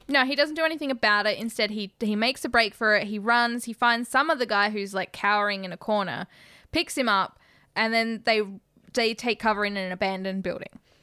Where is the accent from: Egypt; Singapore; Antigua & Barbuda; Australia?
Australia; as an Australian who's never been to America